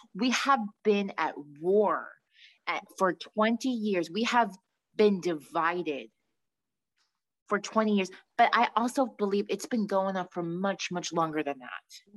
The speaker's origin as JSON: {"language": "English", "area": "Long Island", "region": "New York", "country": "United States", "said": "we're from Long Island"}